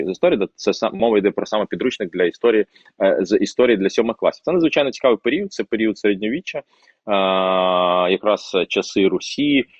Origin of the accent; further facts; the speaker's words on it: Crimean Tatar, Ukraine; first language Russian; Ukrainian is a second language; я кримський татарин, але ріс в російськомовній родині